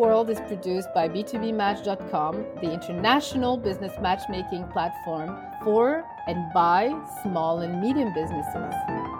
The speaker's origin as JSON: {"language": "English", "country": "Senegal", "tie": "born there", "said": "So I was born in Africa. I was born in Senegal. I'm half Moroccan."}